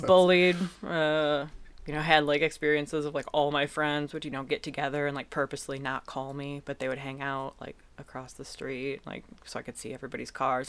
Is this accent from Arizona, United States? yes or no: no; Eastpointe, Michigan, United States; also born or lived in Detroit; I grew up in East Point